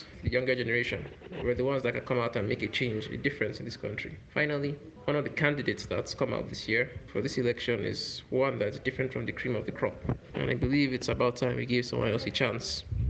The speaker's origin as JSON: {"language": "English", "country": "Nigeria", "said": "As a Nigerian"}